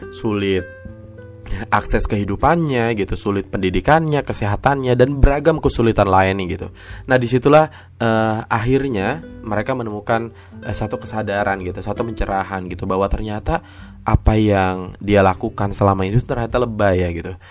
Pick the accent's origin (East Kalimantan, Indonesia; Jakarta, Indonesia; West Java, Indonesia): Jakarta, Indonesia; karena gue sejak kecil tidak ada di Sukabumi gitu kan jadi di Jakarta gitu